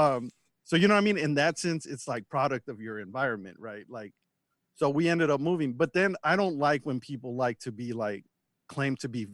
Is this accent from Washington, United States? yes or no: no; Los Angeles, California, United States; So when I grew up in Watts